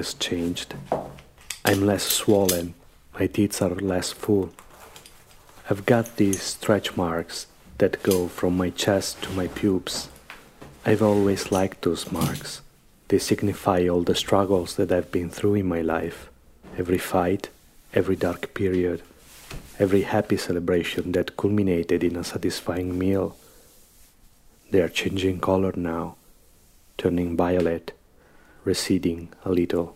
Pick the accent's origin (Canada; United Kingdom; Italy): Italy; Verona, Veneto; now in Rome, Italy; Verona, my hometown